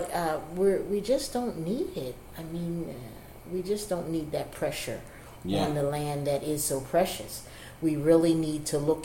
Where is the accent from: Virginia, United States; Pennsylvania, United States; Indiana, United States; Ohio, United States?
Pennsylvania, United States; Philadelphia; I grew up in Germantown